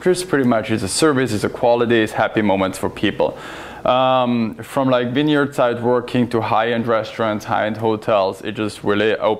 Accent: northern Italy, Italy; moved away as an adult; now in Portland, United States; I'm originally from Italy. That's where I was born and raised. And I moved to Portland in 2017

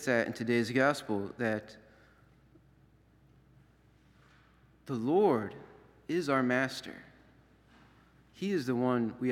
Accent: Florida, United States; moved away; also born or lived in up north; growing up in Florida

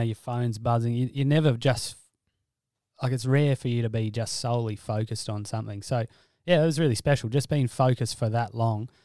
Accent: Alice Springs, Northern Territory, Australia; also born or lived in Brisbane; grew up on a cattle station near Alice Springs, about two hundred k's northwest of Alice.

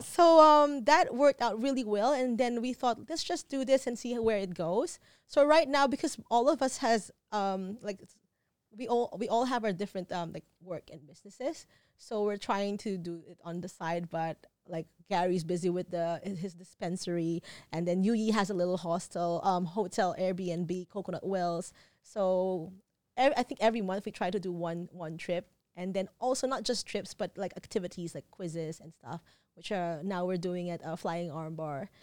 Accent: Philippines; moved away as an adult; now in Phuket, Thailand; growing up, I was born in Philippines, and then we would come for visits in Thailand

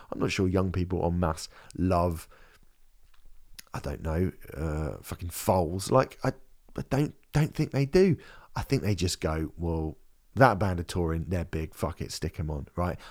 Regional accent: United Kingdom; for me as a British person

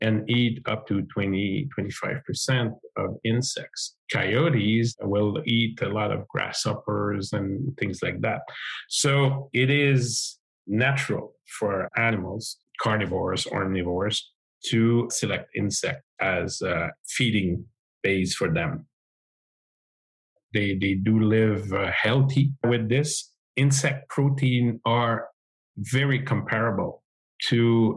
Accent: Montreal, Quebec, Canada; I'm an agrologist from the Montreal area in Quebec.

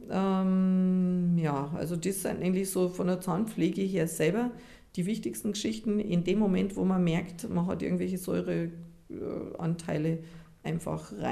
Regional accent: Japan; wir kommen aus Japan und in Japan gibt es so eine Druckpunktmassage

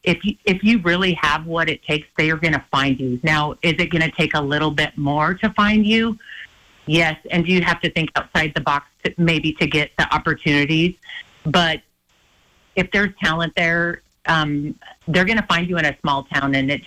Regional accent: Hysham, Montana, United States; We both grew up in tiny towns. I grew up in Hysham.

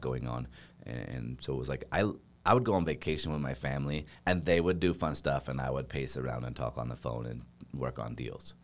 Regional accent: Boise, Idaho, United States; moved away; I grew up on a farm in a little town, uh, or else in Boise, which honestly, Boise is a little town

